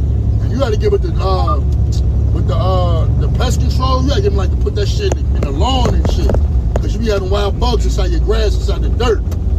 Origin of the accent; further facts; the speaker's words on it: New York, United States; now in Georgia, United States; I'm from New York. I live in Georgia.